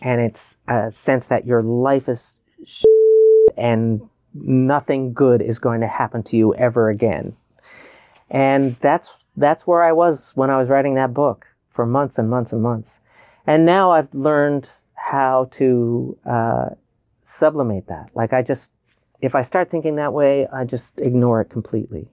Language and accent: English; Newfoundland and Labrador, Canada; who I am as a Newfoundlander